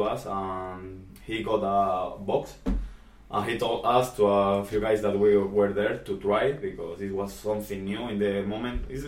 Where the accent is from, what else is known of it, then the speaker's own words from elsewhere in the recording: southern Spain, Spain; English is a second language; moved away; I came from the south of Spain